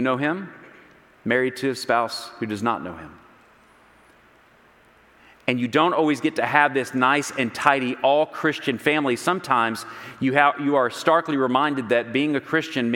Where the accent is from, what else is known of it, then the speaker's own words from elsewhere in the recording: Texas, United States; I've always thought that I had some Northeastern sensibilities built into me, even as a Texan